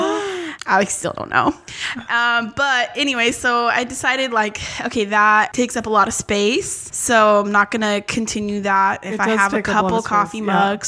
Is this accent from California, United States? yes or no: yes; Sacramento, California, United States; I grew up in the Valley High neighborhood of South Sacramento.